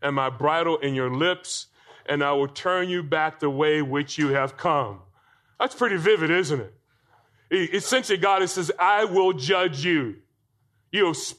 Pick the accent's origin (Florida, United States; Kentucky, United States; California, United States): Florida, United States; I grew up in Florida